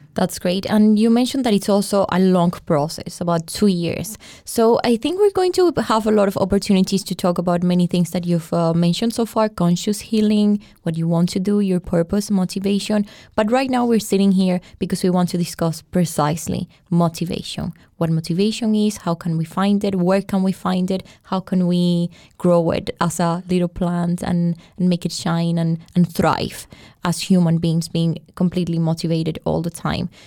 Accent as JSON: {"language": "English", "country": "Colombia", "said": "I'm a journalist. I'm from Colombia."}